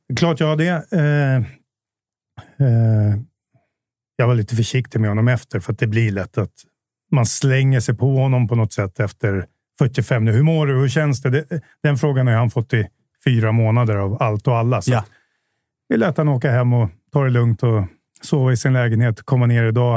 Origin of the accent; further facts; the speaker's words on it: Jakobsberg, Stockholm County, Sweden; also born or lived in Bromma; now in Solna, Sweden; jag är uppvuxen i Jakobsberg, inte så långt härifrån.